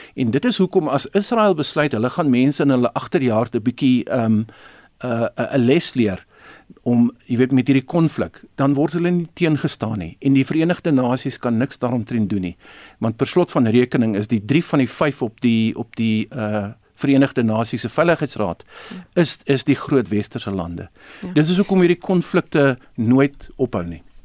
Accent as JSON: {"language": "Afrikaans", "country": "South Africa", "said": "ons as Afrikaners of Suid-Afrikaners"}